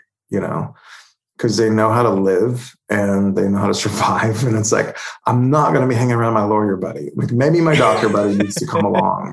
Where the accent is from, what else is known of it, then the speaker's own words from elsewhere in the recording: Holdenville, Oklahoma, United States; my hometown of Holdenville